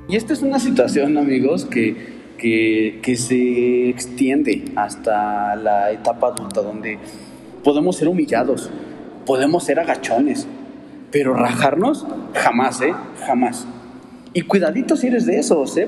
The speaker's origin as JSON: {"language": "Spanish", "country": "Mexico", "said": "así somos como mexicanos."}